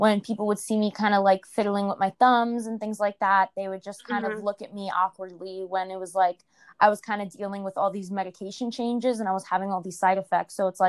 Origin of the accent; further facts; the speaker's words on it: New York, United States; So I'm from New York, and I started my Instagram in 2016.